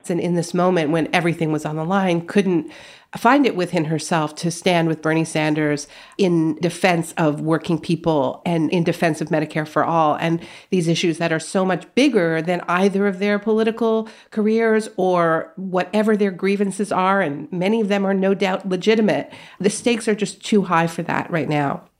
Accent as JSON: {"language": "English", "country": "Canada", "tie": "born or raised there", "moved": "as an adult", "lives_now": "United States", "said": "My parents are American, but I grew up in Canada"}